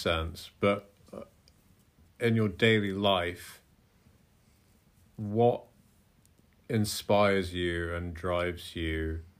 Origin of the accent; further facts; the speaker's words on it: Scotland, United Kingdom; You and I grew up partially in Scotland, where getting dark at 9 is pretty normal, that part of the world.